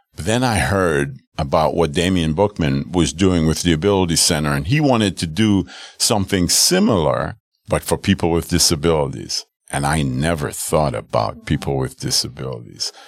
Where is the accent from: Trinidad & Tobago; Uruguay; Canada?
Trinidad & Tobago; Arima; now in Milwaukee, United States; my hometown of Arima, Trinidad